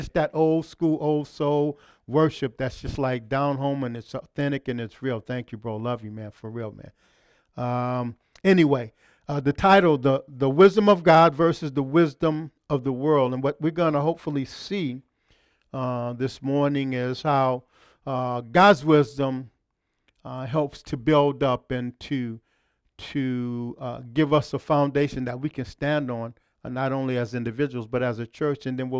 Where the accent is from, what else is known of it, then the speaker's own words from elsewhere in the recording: Los Angeles, California, United States; moved away as an adult; I came from Los Angeles, California, back in 2000.